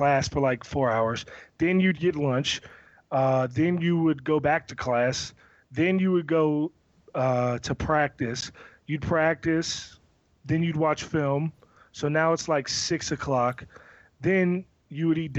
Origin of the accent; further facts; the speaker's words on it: Severn, Maryland, United States; me growing up in Severn, Maryland, and living my life in Pioneer City